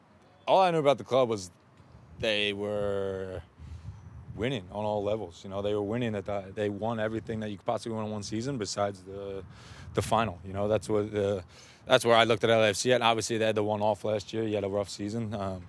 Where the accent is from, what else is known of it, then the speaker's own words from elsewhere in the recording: Philadelphia, Pennsylvania, United States; moved away as an adult; now in Los Angeles, United States; It's my hometown team. So, I'm a Philly kid through and throughout.